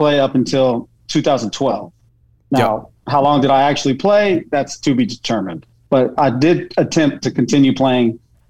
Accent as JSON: {"language": "English", "region": "Texas", "country": "United States", "also_born_or_lived": "Germany", "said": "I'm from Texas originally. Okay. I was born in Germany."}